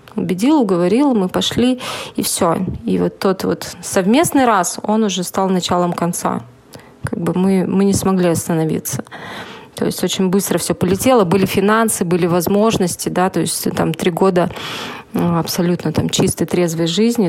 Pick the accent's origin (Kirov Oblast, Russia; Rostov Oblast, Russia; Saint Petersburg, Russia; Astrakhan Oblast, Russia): Saint Petersburg, Russia; Хотя я единственная была сама как бы питерская